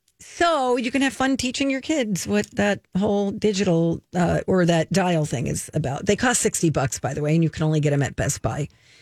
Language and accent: English; New Jersey, United States; now in Minnesota, United States; they even filmed in my hometown, where I grew up and went to, you know, school.